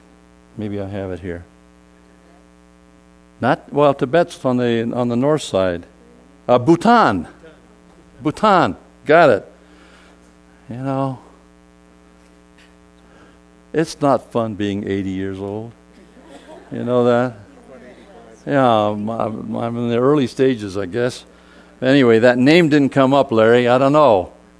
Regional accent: South Korea; born there; You know, I told you I was born in Korea, but I probably don't look like a Korean, do I?

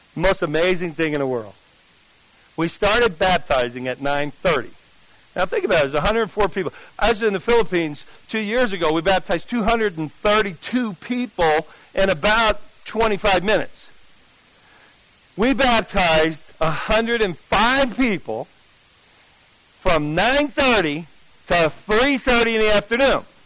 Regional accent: New Jersey, United States; I'm from Jersey

